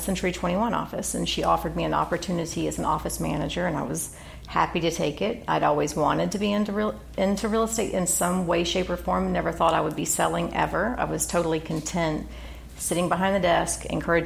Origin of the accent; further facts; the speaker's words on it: Claremont, California, United States; I grew up in Claremont